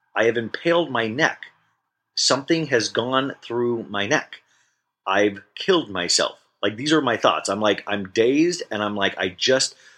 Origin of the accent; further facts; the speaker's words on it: Kansas, United States; also born or lived in Arizona; now in Los Angeles, United States; I grew up in Kansas. I moved to Arizona, and then I moved to LA.